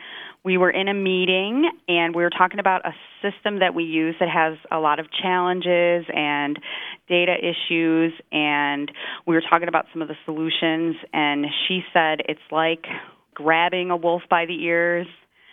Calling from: Green Bay, Wisconsin, United States; I'm calling from Green Bay, Wisconsin.

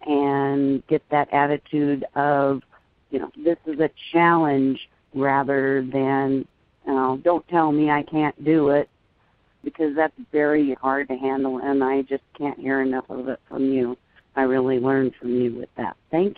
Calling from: Yakima, Washington, United States; I'm calling from Yakima, which is a town in central Washington State.

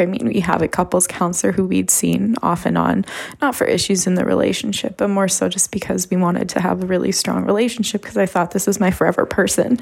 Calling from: Canada; I'm calling from Canada

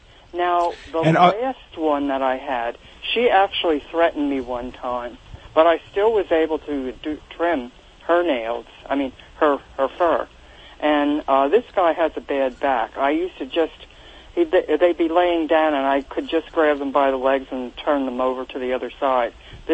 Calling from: Reading, Pennsylvania, United States; I'm calling from the Reading, Pennsylvania area.

